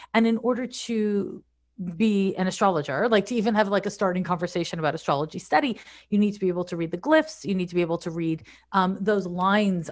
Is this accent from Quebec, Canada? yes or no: yes; Montreal, Quebec, Canada; moved away as an adult; also born or lived in San Francisco; I'm from Montreal, I moved to San Francisco in nineteen ninety-four